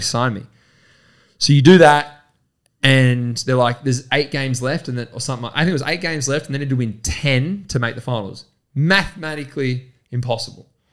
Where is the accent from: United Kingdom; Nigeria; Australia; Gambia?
Australia; Horsham, Victoria; we're from Horsham, we've grown up together